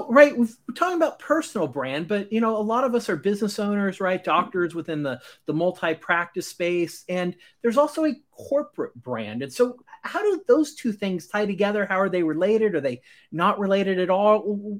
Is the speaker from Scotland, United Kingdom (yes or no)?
yes; Scotland, United Kingdom; as a Scotsman without the accent, I'm very happy to hear that.